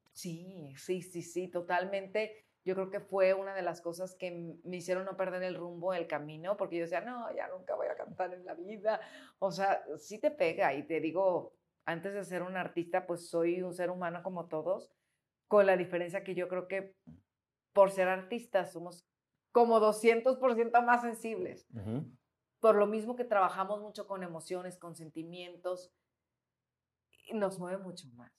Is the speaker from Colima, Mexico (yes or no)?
yes; Colima, Mexico; now in Guadalajara, Mexico; yo vivía en Colima, nací aquí en Guadalajara, pero mi papá trabajaba en Colima y se fueron mis papás recién casados allá, ¿no? Y pues mi infancia fue en Colima.